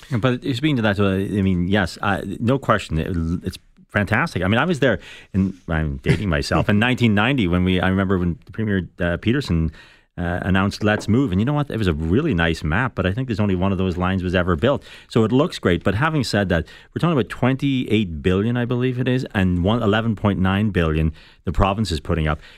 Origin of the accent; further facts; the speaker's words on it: Ireland; now in Toronto, Canada; I'm from Ireland.